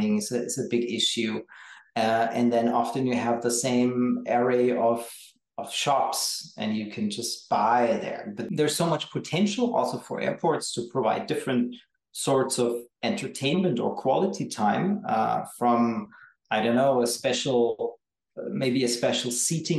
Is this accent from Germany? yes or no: yes; Berlin, Germany; in my hometown, which is Berlin